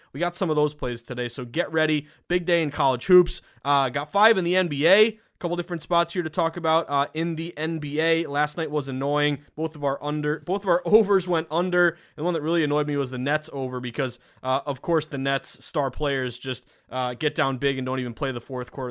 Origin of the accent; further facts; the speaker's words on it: Massachusetts, United States; my home state, I love my state